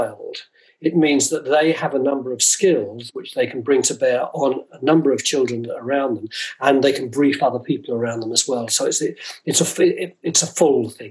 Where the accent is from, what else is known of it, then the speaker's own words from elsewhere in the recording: London, United Kingdom; I'm from North London